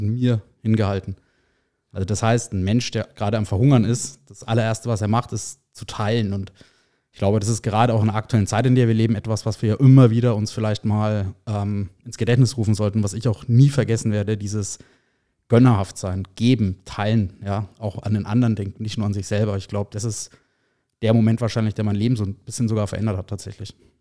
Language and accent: German; Erlangen, Bavaria, Germany; gebürtig aus Erlangen, also ein waschechter Franke sozusagen, bin der Region auch immer treu geblieben